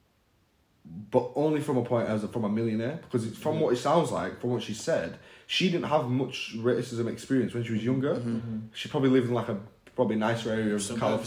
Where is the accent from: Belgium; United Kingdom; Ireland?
United Kingdom; as an Indian person in the UK, who was raised in this area, literally living in the area I was raised